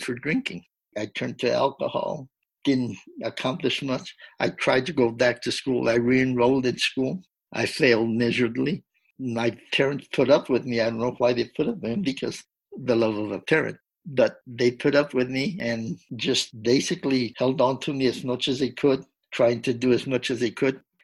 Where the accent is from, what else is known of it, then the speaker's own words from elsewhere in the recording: Del Rio, Texas, United States; my hometown of Del Rio